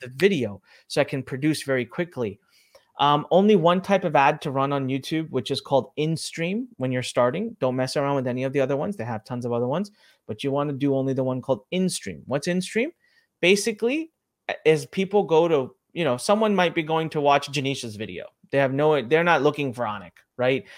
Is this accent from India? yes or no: yes; India; I'm from India, I'm Indian